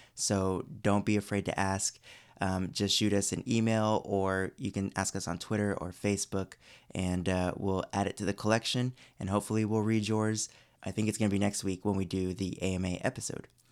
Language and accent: English; Orange County, California, United States; now in Burbank, United States; I grew up in Orange County